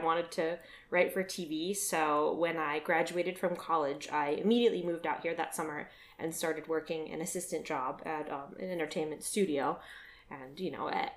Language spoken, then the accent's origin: English; Chicago, Illinois, United States; moved away; I am from Chicago. I grew up my entire life in the suburbs, so just outside of the city